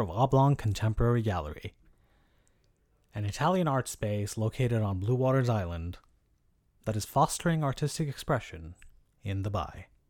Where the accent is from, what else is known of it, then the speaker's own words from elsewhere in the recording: Dubai, United Arab Emirates; Growing up in Dubai